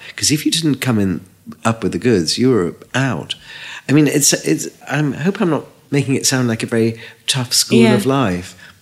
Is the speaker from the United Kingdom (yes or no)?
yes; Liverpool, North West England, United Kingdom; moved away; also born or lived in London; I came from Liverpool and it was 40% unemployment.